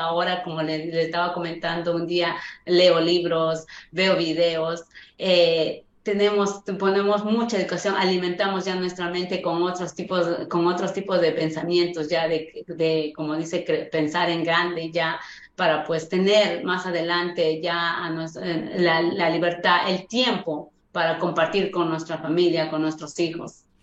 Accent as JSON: {"language": "Spanish", "town": "Huancayo", "region": "Junín", "country": "Peru", "tie": "born or raised there", "moved": "as an adult", "said": "yo soy de Perú, yo soy de Perú y trabajo de limpieza"}